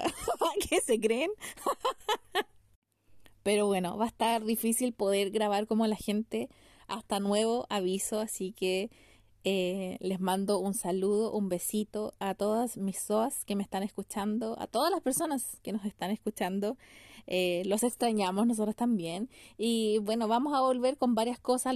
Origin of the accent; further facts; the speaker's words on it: Melipilla, Santiago Metropolitan Region, Chile; aquí ha crecido mucho, mucho mi pueblo, las melipillas han ido creciendo